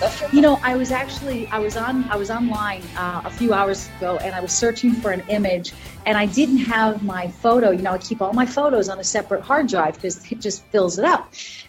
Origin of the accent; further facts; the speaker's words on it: Prior Lake, Minnesota, United States; So, if I was to tell people I'm from Prior Lake, Minnesota, that'd be another story.